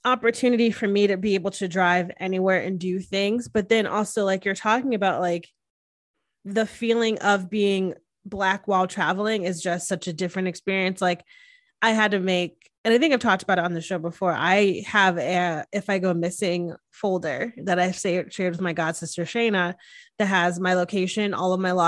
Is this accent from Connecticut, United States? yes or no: yes; Hamden, Connecticut, United States; moved away; theater was so big in Hamden where we grew up